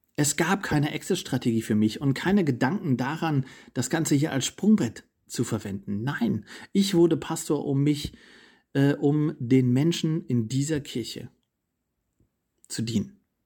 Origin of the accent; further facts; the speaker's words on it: East Germany, Germany; also born or lived in Potsdam / Italy; now in Berlin, Germany; Ich bin in Ostdeutschland aufgewachsen, in einer nichtchristlichen Familie